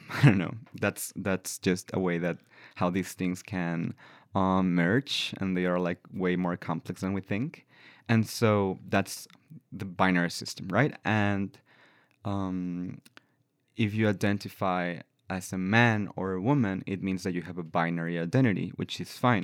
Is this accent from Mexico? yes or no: yes; La Paz, Baja California Sur, Mexico; English is a second language; moved away as an adult; now in Victoria, Canada; I've been working for a few years with the trans community in La Paz, in my hometown